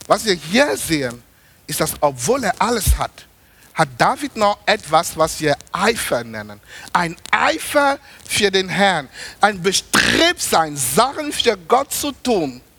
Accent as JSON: {"language": "German", "country": "Germany", "said": "ich habe denen gesagt, ich komme aus Deutschland, ich faste nicht 21 Tage"}